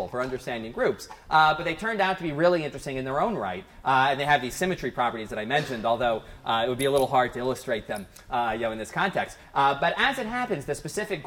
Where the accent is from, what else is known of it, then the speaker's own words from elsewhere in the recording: near Princeton, New Jersey, United States; I grew up near Princeton, New Jersey